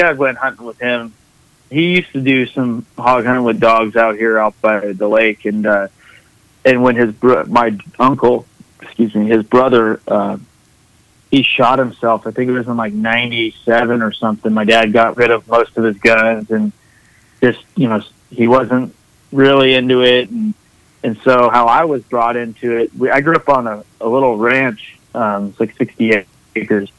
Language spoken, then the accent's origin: English; Southern Oregon, United States; I grew up fishing in Southern Oregon, and he'd take me out of school when the fishing was good